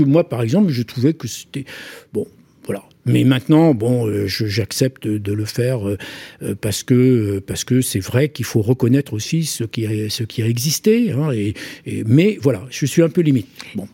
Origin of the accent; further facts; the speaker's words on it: Corsica, France; je me sens Corse à 100%